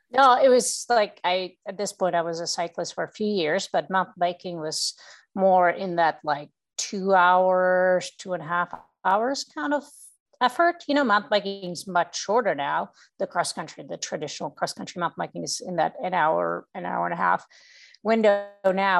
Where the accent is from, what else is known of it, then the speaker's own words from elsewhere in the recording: Czechia; moved away as an adult; now in United States; I come from uh, Czech Republic